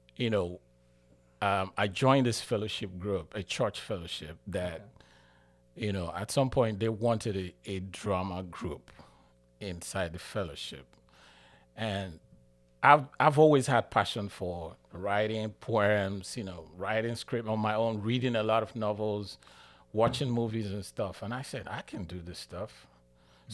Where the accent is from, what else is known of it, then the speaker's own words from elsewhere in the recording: Nigeria; moved away as an adult; now in United States; I'm from Nigeria